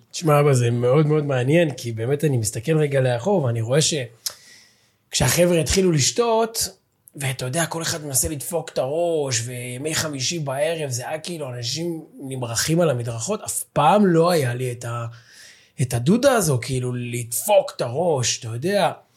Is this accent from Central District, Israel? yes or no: yes; Ra'anana, Central District, Israel; אנחנו גדלנו ברעננה